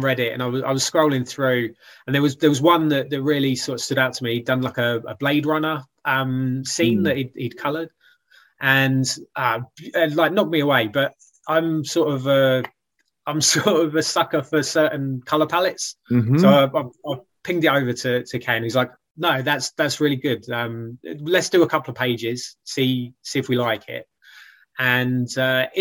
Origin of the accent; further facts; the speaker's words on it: United Kingdom; I'm like a British writer